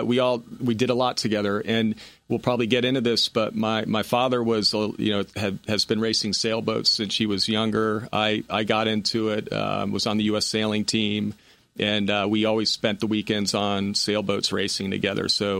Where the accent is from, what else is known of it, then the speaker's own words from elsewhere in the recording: Connecticut, United States; born there; also born or lived in Rhode Island / Louisiana / Seattle; Well, military brat. Father was in the Coast Guard, graduated from Coast Guard Academy, born in Connecticut, lived in Rhode Island, Louisiana, Seattle, back to Connecticut.